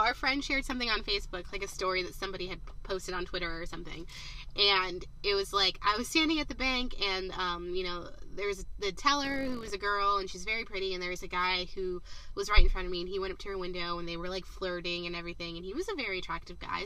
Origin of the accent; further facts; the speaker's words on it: Southern California, United States; Southern California.